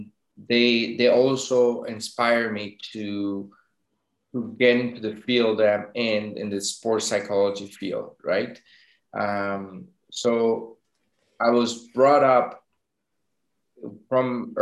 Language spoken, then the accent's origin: English; Venezuela; moved away as an adult; also born or lived in France / Denmark; I was actually born in France. My parents were going to school there. But I was brought up in Venezuela. We moved back when I was like one or two. Then I grew in Venezuela until I was 17